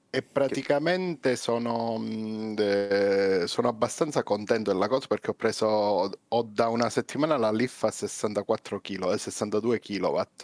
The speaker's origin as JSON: {"language": "Italian", "region": "Calabria", "country": "Italy", "said": "io sono calabrese"}